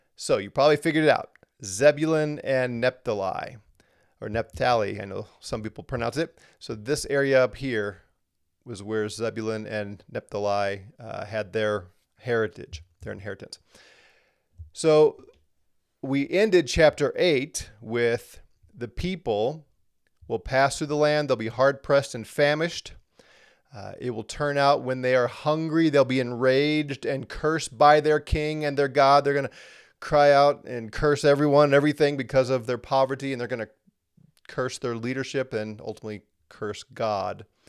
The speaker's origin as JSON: {"language": "English", "country": "United States", "said": "here in the U S, as an American"}